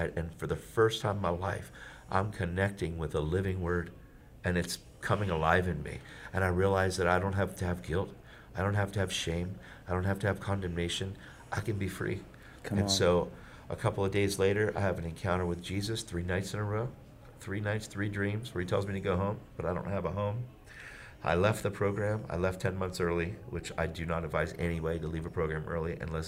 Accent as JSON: {"language": "English", "town": "York", "region": "Pennsylvania", "country": "United States", "tie": "born or raised there", "said": "my hometown, which was York, PA"}